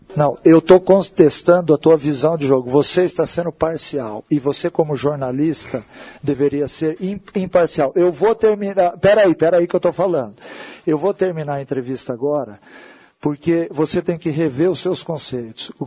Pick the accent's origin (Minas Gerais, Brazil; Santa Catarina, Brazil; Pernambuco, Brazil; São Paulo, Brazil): São Paulo, Brazil; Ribeirão Preto; Eu sou paulista, nascido em Ribeirão Preto, em Ribeirão Preto